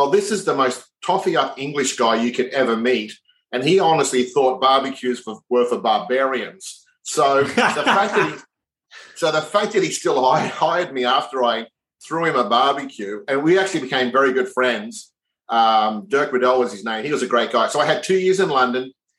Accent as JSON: {"language": "English", "town": "Brisbane", "region": "Queensland", "country": "Australia", "tie": "born or raised there", "said": "So I was born in Brisbane, raised in Brisbane, went to school in Brisbane, went to university in Brisbane."}